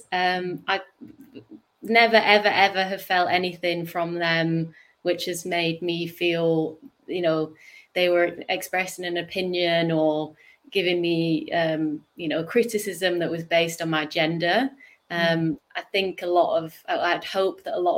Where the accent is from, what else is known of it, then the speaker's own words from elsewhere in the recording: United Kingdom; accent: northern; my northern accent